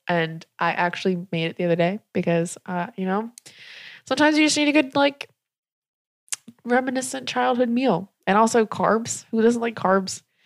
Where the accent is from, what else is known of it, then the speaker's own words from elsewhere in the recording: South Carolina, United States; I was raised in South Carolina in a trailer